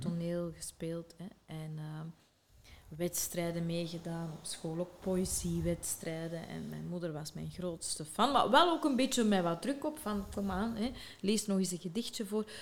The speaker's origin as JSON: {"language": "Dutch", "town": "Sint-Niklaas", "region": "Flanders", "country": "Belgium", "tie": "born or raised there", "said": "ben ik geboren in Sint-Niklaas"}